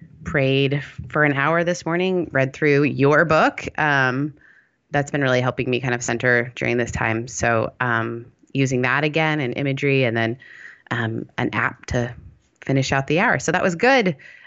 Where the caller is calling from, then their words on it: Costa Mesa, California, United States; Costa Mesa